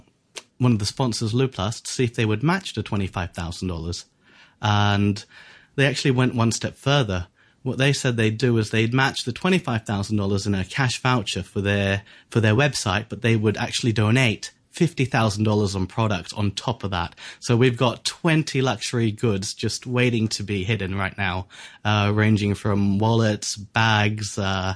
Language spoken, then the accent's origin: English; Hong Kong; I was born in Hong Kong.